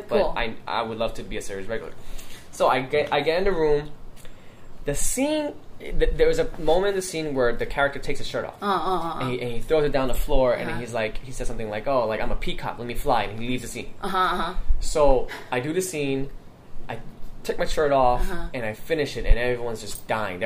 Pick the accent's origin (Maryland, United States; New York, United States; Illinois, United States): New York, United States; New York City; born and raised in Queens